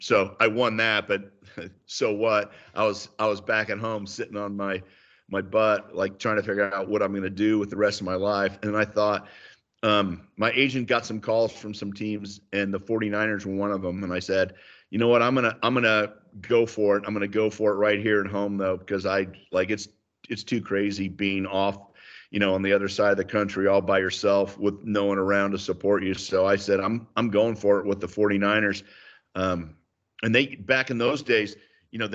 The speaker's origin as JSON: {"language": "English", "area": "Bay Area", "region": "California", "country": "United States", "tie": "born or raised there", "said": "I grew up in the Bay Area"}